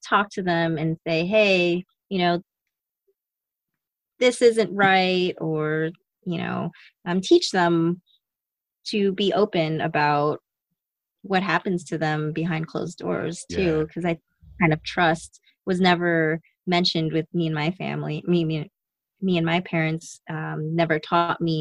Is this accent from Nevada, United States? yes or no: yes; Las Vegas, Nevada, United States; I grew up in Vegas, where sex and nudity was very open